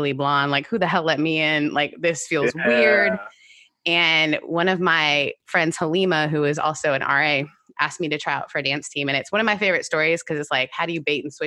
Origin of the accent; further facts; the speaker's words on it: Canada; also born or lived in United Kingdom; my mom took us to dance class because we're Canadian